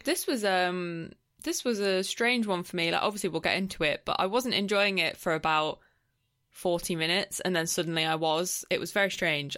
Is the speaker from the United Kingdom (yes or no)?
yes; England, United Kingdom; I was from England.